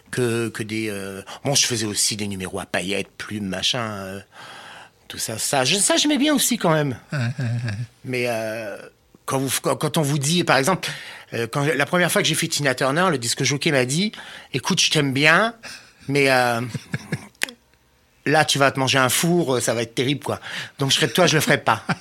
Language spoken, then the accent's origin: French; Nancy, Grand Est, France; also born or lived in Metz; moi, je suis né à Nancy, moi.